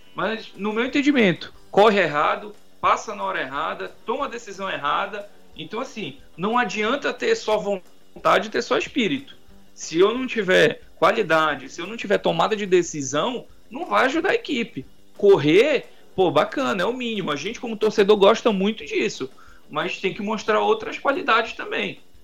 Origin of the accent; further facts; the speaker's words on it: Pará, Brazil; nós como paraenses